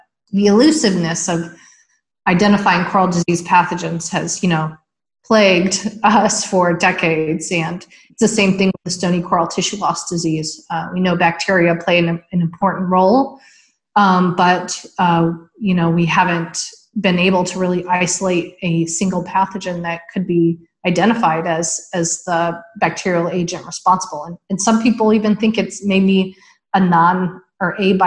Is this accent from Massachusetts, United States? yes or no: no; upstate New York, United States; moved away; our local aquarium in upstate New York. I grew up in the Big Lakes region